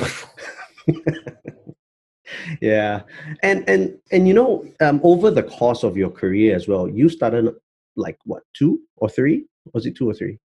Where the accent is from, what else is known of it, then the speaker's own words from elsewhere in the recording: Malaysia; I'm Malaysian